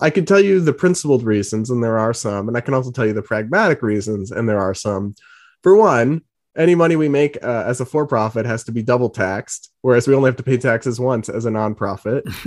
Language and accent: English; New England, United States; also born or lived in Massachusetts / Rhode Island; So I'm from Massachusetts and Rhode Island, grew up in New England